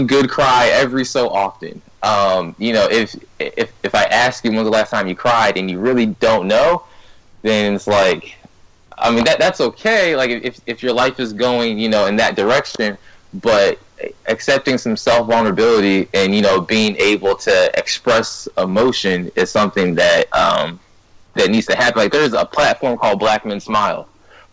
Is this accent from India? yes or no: no; Ghana; I'm Ghanaian, and I said, in Ghana, we don't necessarily do that all the time.